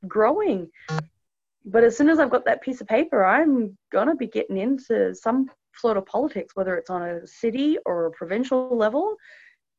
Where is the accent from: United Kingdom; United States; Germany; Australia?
Australia; moved away as an adult; growing up in Australia, because that's my home country.